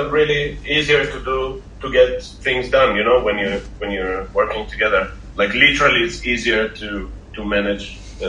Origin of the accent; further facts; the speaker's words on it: Haifa, Haifa District, Israel; also born or lived in Soviet Union; I'm coming from Soviet Union.